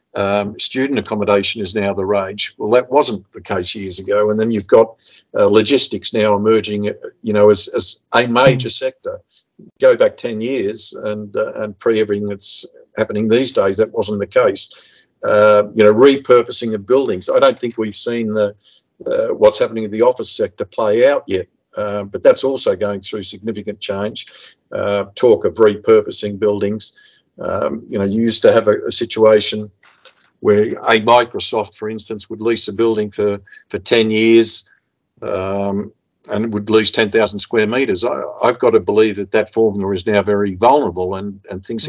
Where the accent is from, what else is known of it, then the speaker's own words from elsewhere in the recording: Melbourne, Victoria, Australia; moved away as an adult; now in Budapest, Hungary; I grew up in the uh, western suburbs of Melbourne as the son of, uh, of migrants.